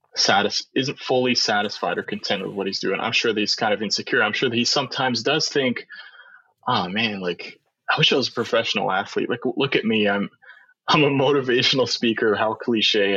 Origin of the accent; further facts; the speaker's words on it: Canada; Because we're Canadians